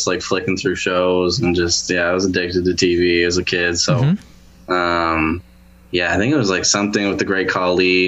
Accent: Vancouver Island, British Columbia, Canada; born or raised there; also born or lived in Medicine Hat, Alberta; now in Vancouver, Canada

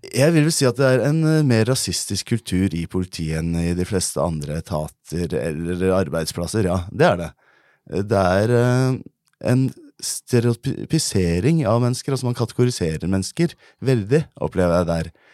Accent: Norway; born or raised there

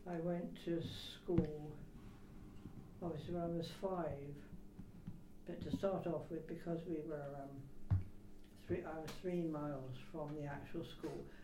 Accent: Shaftesbury, South West England, United Kingdom; born or raised there; also born or lived in Mockham

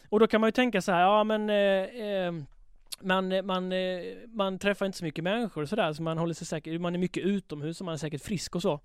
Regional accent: Halmstad, Halland County, Sweden; Jag växte upp i Halmstad

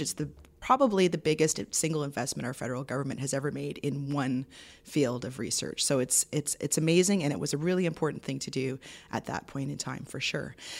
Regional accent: Toronto, Ontario, Canada; moved away as an adult; also born or lived in Vancouver / Sweden; So I grew up in Toronto, but I'd lived in Toronto and in Ontario all my life.

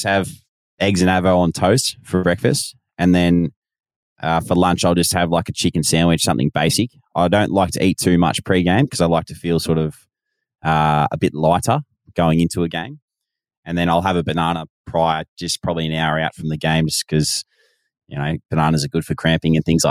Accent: Sydney, New South Wales, Australia; now in Queensland, Australia; my state of origin is actually New South Wales, because I was born in Sydney

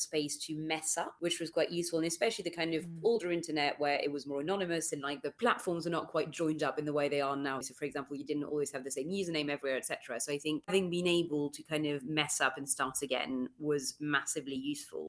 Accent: France; moved away; my hometown in France, where I grew up, it's not even a massive city

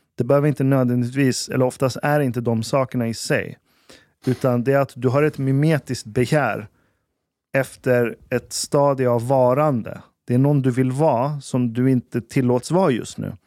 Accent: Sweden; vi är uppvuxna i Sverige

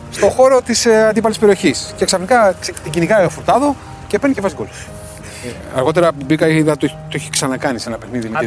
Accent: Ioannina, Epirus, Greece; Είμαι από τα Γιάννη ήταν, ήταν, χαρά μου να παίζω για την πατρίδα μου, την ιδιαίτερη πατρίδα μου.

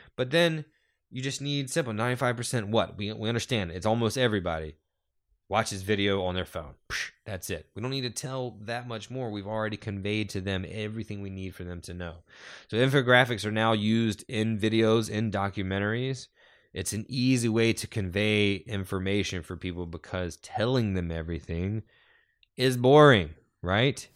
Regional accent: North Carolina, United States; Growing up in North Carolina, we all took this story for granted because we were all taught this story.

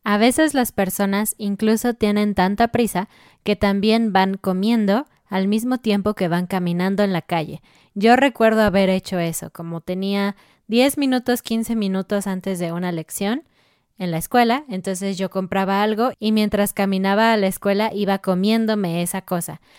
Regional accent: Mexico City, Mexico; moved away as an adult; now in Querétaro, Mexico; nosotros somos de Ciudad de México, una gran, gran ciudad. Y ahora nosotros estamos en la ciudad de Querétaro

